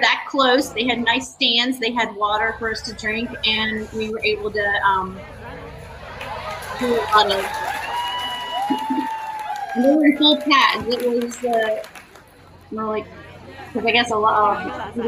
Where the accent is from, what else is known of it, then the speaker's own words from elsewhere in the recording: Florida, United States; moved away; I'm from Florida